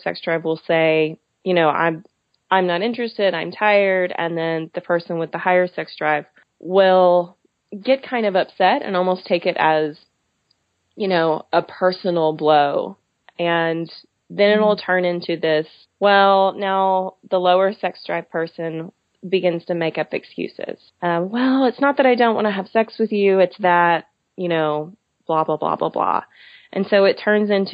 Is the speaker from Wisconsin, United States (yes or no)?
no; Texas, United States; also born or lived in Philadelphia; I was born and raised in Texas, so I'm very aware of the culture